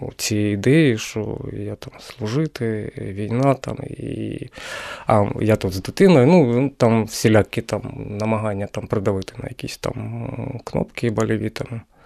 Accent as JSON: {"language": "Ukrainian", "town": "Kremenchuk", "region": "Poltava Oblast", "country": "Ukraine", "moved": "as an adult", "lives_now": "Kyiv, Ukraine", "said": "я сам з Кременчука"}